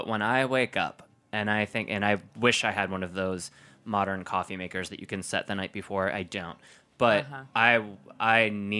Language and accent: English; Wisconsin, United States; accent: Wisconsin; Sorry, my Wisconsin accent.